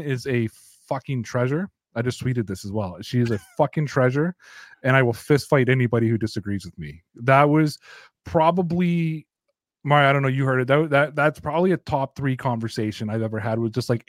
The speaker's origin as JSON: {"language": "English", "country": "Canada", "also_born_or_lived": "Toronto", "said": "I am Canadian"}